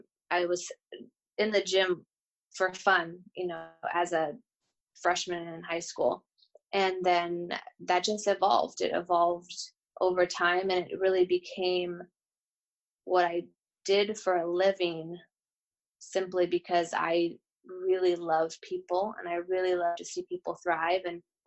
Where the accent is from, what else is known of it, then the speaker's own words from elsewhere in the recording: Bozeman, Montana, United States; also born or lived in Gilbert, Arizona / New York / Nashville, Tennessee; now in Los Angeles, United States; So I would say of all those places, I'm from Bozeman, Montana. I think that's where I really would consider the space and the place that I grew up in and really spent my formative years.